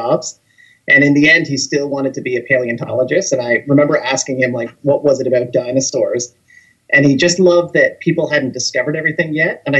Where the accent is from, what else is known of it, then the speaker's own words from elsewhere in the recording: a small town in Ontario, Canada; now in Toronto, Canada; I'm originally from a small town in Ontario, which is a province in Canada